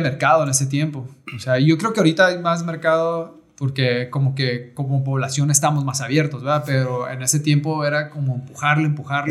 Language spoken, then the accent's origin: Spanish; Rosarito, Baja California, Mexico; also born or lived in Tijuana; soy nacido en Tijuana. Nacido en Tijuana, pues porque en Rosarito en aquellos tiempos no, no había hospitales